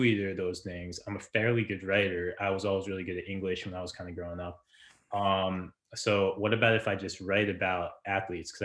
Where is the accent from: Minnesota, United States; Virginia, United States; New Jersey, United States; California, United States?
New Jersey, United States; I grew up in Jersey